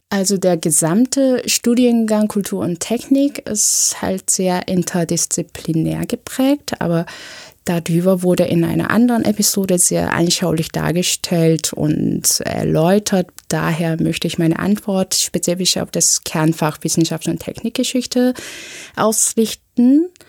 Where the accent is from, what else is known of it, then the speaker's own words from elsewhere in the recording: South Korea; now in Berlin, Germany; Ich bin in Südkorea zur Schule gegangen, habe dementsprechend ein südkoreanisches Abitur